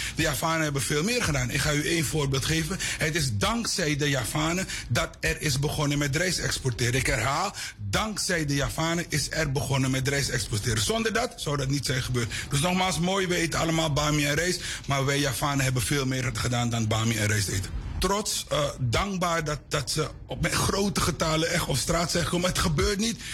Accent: Suriname; ik ben een trotse Surinamer van Javaanse komaf

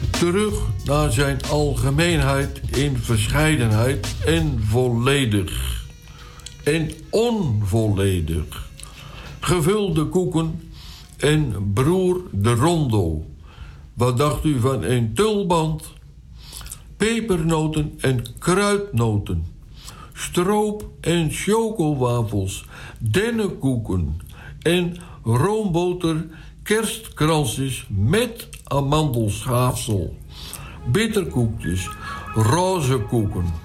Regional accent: Flanders, Belgium; Bij ons in Vlaanderen wordt de bol boule de Berlin genoemd.

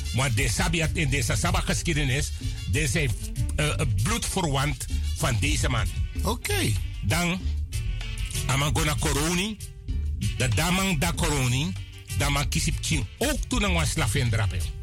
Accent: Coronie, Suriname; also born or lived in Nickerie, Suriname; now in Netherlands; Met de eh, eenjarige leeftijd mijn grootmoeder van Coroni heeft mij opgehaald en mij gebracht naar Coroni om daar te laten opgroeien

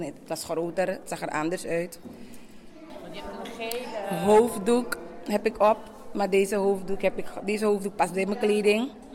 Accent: Suriname; Ik ben zelf Surinaams, geboren getogen.

